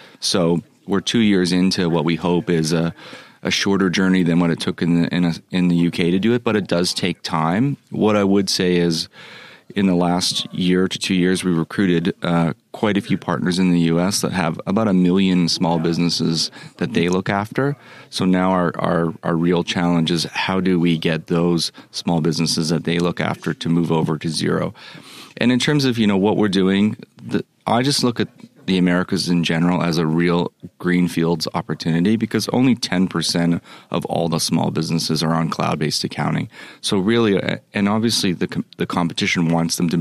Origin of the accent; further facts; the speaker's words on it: Canada; also born or lived in Australia; now in Sydney, Australia; I'm originally from Canada